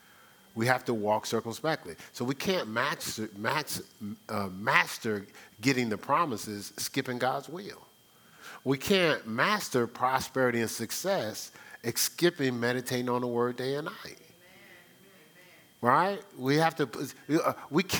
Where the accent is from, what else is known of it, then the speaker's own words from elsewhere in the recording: New Jersey, United States; also born or lived in New York; I'm from New Jersey, so I spent a lot of time in New York City